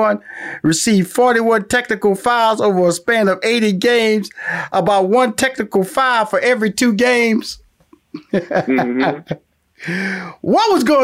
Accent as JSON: {"language": "English", "town": "Houston", "region": "Texas", "country": "United States", "lives_now": "Atlanta, United States", "said": "See, I'm based in Atlanta right now, but I'm from Houston, Texas."}